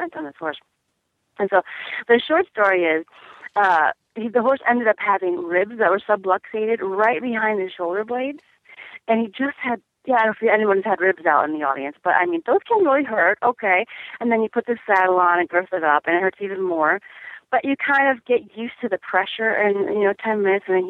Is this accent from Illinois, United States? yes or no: yes; Chicago, Illinois, United States; I grew up in Chicago, and I have a lot of relatives.